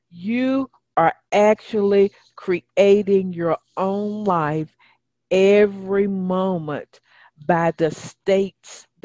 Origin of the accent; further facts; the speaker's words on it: United Kingdom; accent: English; also born or lived in Wales; now in Mexico City, Mexico; Originally from the UK.